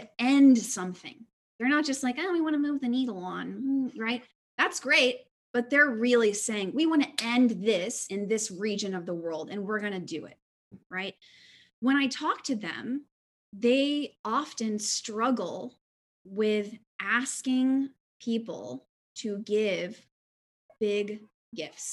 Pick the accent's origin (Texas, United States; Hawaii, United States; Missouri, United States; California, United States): Texas, United States; Houston; I was born in 1987 in Houston, Texas, to two amazing parents and into a church community